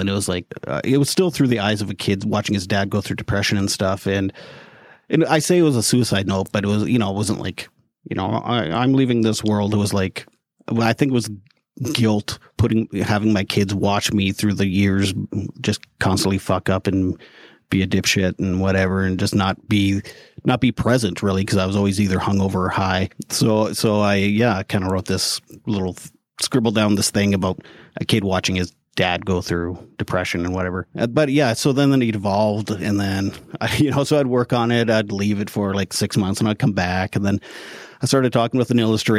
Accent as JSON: {"language": "English", "country": "Canada", "said": "I'm Canadian, by the way."}